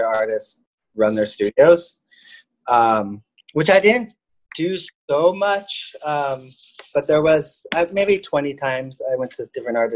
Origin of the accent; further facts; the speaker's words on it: Orange County, California, United States; moved away as an adult; also born or lived in France; now in Los Angeles, United States; I was born in LA and I grew up in Orange County